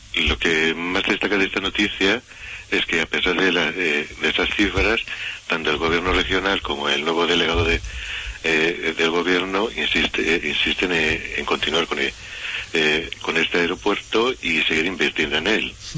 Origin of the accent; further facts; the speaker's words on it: La Rioja, Spain; somos riojanos